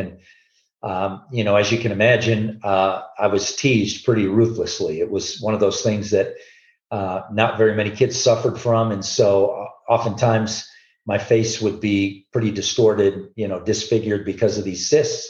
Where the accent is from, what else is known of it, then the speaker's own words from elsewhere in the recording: Southern California, United States; moved away as an adult; now in Colorado, United States; I'm born and raised in Southern California, been in Colorado now since 1981